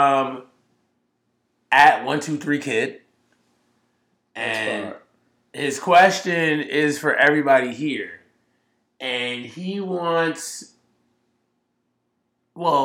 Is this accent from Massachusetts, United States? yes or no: yes; Boston, Massachusetts, United States; I'm from Boston